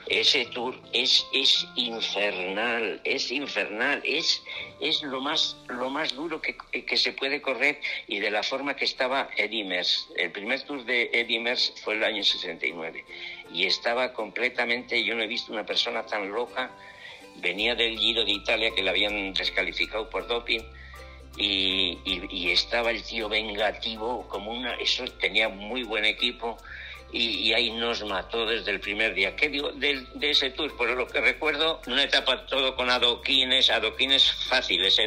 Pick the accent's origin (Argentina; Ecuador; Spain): Spain; Alegría-Dulantzi, Basque Country; fui desde mi pueblo eh, alegría